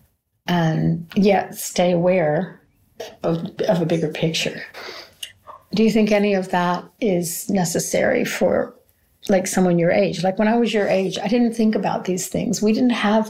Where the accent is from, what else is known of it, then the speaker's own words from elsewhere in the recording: United States; moved away; I'm from America